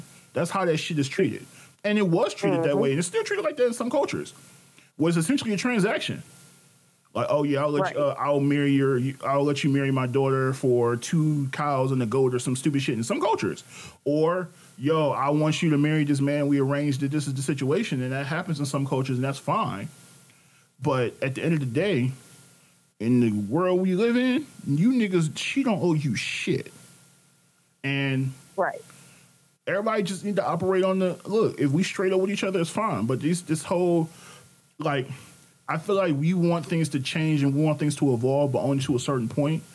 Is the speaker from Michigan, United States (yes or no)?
yes; Detroit, Michigan, United States; me and Ashley are both from Detroit originally. We don't live in Detroit, but we are from Detroit.